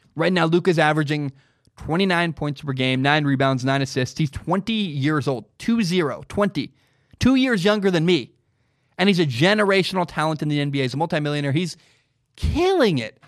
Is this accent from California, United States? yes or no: no; Portland, Oregon, United States; I grew up in Portland, Oregon